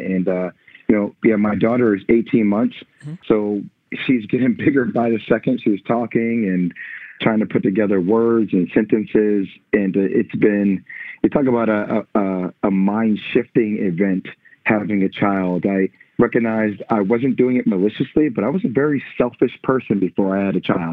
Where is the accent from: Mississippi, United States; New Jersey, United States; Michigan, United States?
New Jersey, United States; moved away as an adult; now in Brooklyn, United States; I'm from New Jersey, but I live in Brooklyn